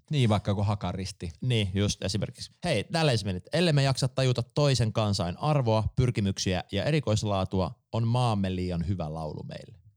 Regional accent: Jyväskylä, Central Finland, Finland; mekin ollaan Jyväskylästä

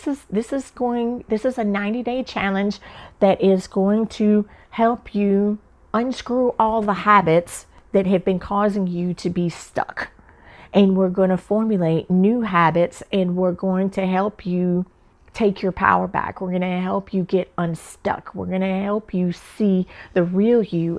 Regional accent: the South, United States; moved away as an adult; also born or lived in Atlanta; now in San Diego, United States; I'm from the South

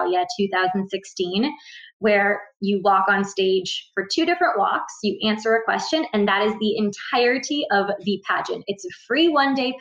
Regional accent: Ontario, Canada; I'm from Ontario, Canada. I'm actually at the most southern border of Ontario, Canada, across from Detroit, Michigan.

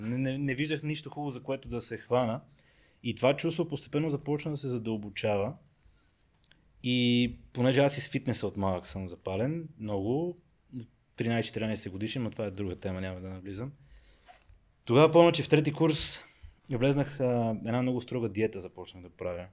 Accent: Pazardzhik, Pazardzhik Province, Bulgaria; Аз съм роден в Пазарджик, там съм израснал

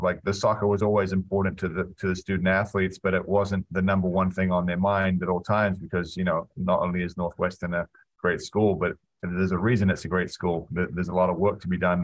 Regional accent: New Zealand; also born or lived in Wisconsin; now in United States; a young kid growing up in New Zealand

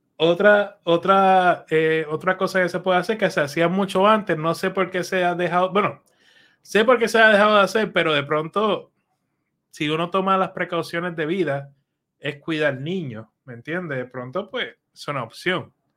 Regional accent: Allentown, Pennsylvania, United States; yo me crié en Allentown

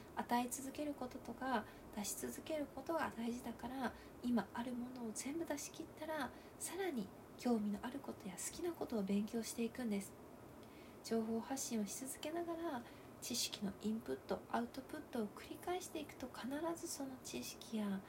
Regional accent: Ehime, Japan; 私の地元愛媛でも

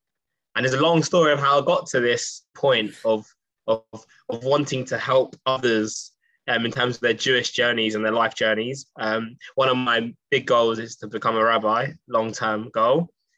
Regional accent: Essex, East of England, United Kingdom; moved away; I'm in Chappelle's Yeshiva right now. Been here for a year. I'm from Essex.

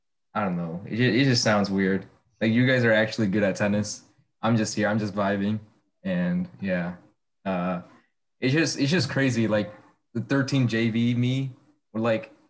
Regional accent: United States; I grew up in America

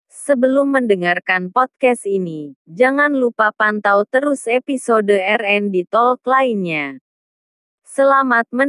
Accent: Bekasi, West Java, Indonesia; perkenalkan … asal dari Bekasi.

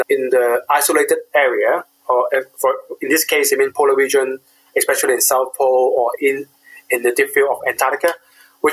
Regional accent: Hong Kong; moved away; I was born during the British colony period. At that time, UK government preserved about 80% of the countryside in Hong Kong as a preserve

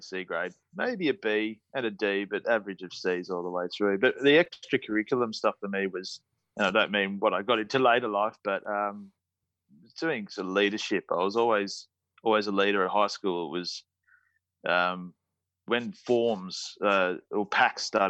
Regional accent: Sydney, New South Wales, Australia; I was born in Northern Beaches of Sydney, so probably about 15, 20 minutes from Manly. Brought up with a sibling of 5

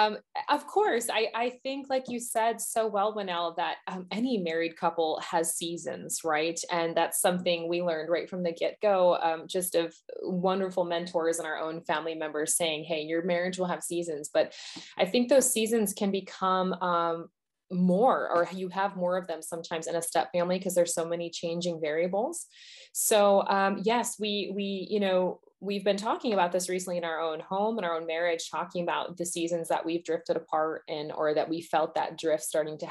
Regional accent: United States; I am an American

